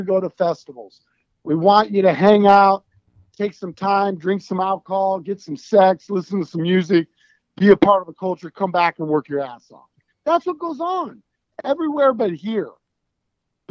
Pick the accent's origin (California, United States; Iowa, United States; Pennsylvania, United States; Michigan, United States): Iowa, United States; Des Moines; We're from Des Moines, Iowa